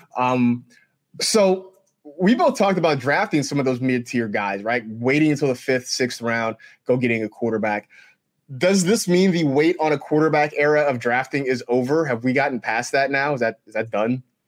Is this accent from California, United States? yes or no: yes; Bay Area, California, United States; the time I was growing up in the Bay Area